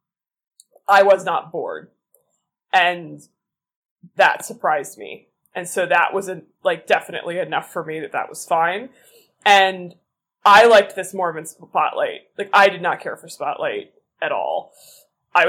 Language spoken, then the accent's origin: English; Boston, Massachusetts, United States; I am from Boston